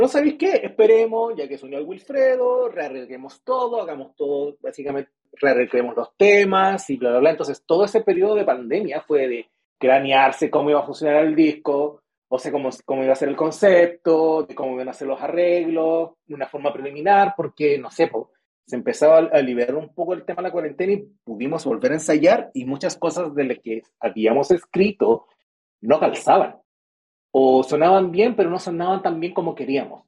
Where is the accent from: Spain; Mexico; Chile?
Chile; Antofagasta; yo vivo en Antofagasta. O sea, yo soy de Antofagasta